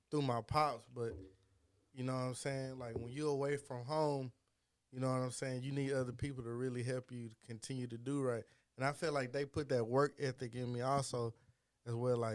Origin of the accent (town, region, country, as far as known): Fort Worth, Texas, United States; born or raised there